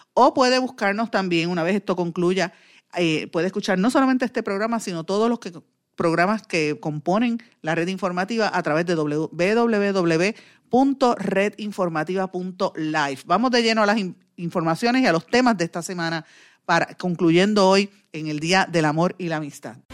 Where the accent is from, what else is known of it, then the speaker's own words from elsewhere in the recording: Puerto Rico; nosotros como puertorriqueños